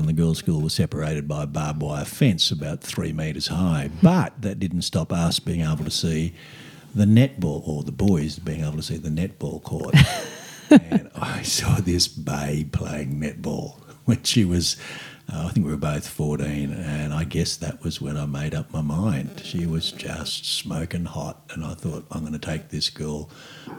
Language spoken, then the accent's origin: English; Australia; I'm first generation Aussie